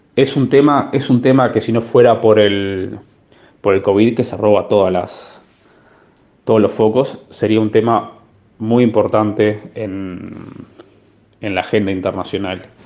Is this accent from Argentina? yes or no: no; Uruguay; moved away; nosotros que somos uruguayos y estamos acostumbrados a vivir con tasas de inflación altas